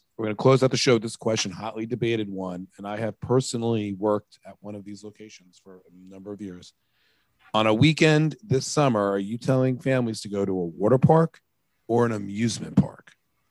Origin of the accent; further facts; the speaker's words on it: Riverhead, New York, United States; Splish Splash, where I grew up in Riverhead.